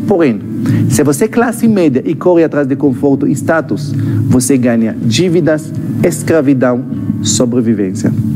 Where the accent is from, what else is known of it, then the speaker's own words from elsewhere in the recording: Israel; Portuguese is a second language; moved away as an adult; now in Brazil; eu sou israelense, esse sotaque não é da Bahia